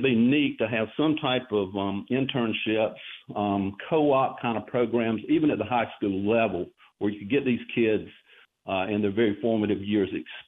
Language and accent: English; Darlington, South Carolina, United States; I'm from Darlington, so big NASCAR fan.